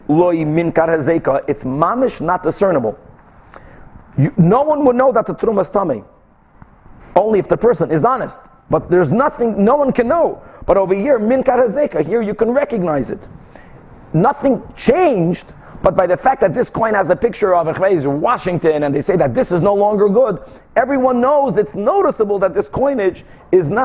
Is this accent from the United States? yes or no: no; Brazil; moved away; I grew up in Brazil